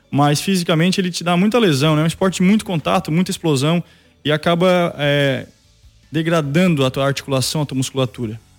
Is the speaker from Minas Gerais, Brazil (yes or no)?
no; Sapucaia do Sul, Rio Grande do Sul, Brazil; now in Praia Grande, Brazil; eu sou natural de Sapucaia